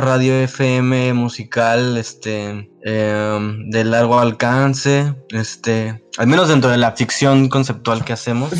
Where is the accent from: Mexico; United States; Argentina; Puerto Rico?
Mexico; lo que somos como consumidores en Latinoamérica, en México